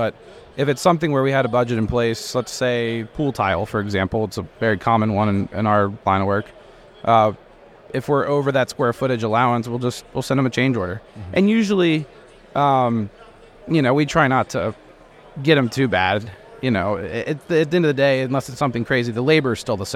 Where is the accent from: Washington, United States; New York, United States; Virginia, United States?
Virginia, United States; Northern; I am from Northern Virginia, about 40 minutes west of D.C.